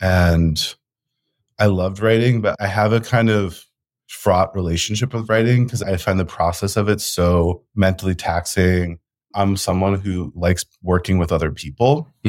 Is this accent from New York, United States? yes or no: yes; New York City, New York, United States; moved away as an adult; also born or lived in Colombia; I grew up in New York City, also went to college in New York City.